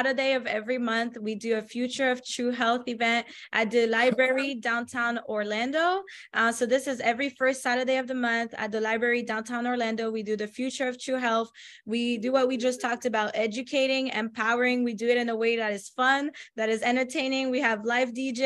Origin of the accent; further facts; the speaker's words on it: France; moved away; I come from France, so I come from another developed country